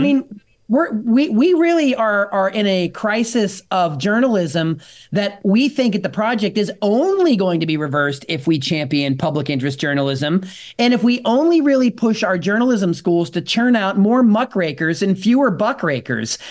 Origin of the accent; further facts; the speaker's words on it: outside of Pittsburgh, Pennsylvania, United States; I grew up outside of Pittsburgh